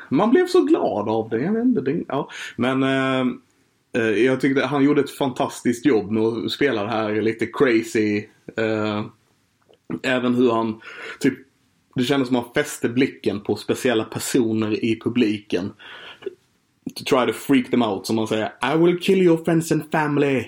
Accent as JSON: {"language": "Swedish", "country": "Sweden", "said": "vi som svenskar"}